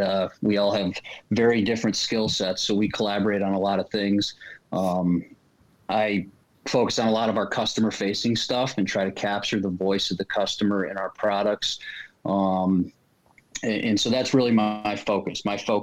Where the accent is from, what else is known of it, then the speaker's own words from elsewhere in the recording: Grand Rapids, Michigan, United States; I'm from Grand Rapids, Michigan, originally.